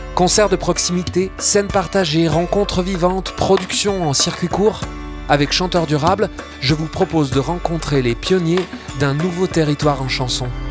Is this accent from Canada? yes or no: no; Auvergne-Rhône-Alpes, France; notre région Auvergne-Rhône-Alpes